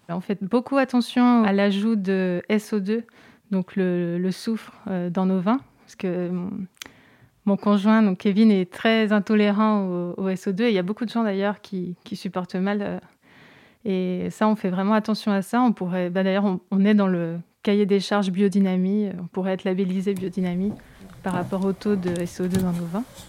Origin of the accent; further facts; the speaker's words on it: Seyssuel, Auvergne-Rhône-Alpes, France; j'ai grandi à Sessuel. Je suis vraiment euh, originaire du village.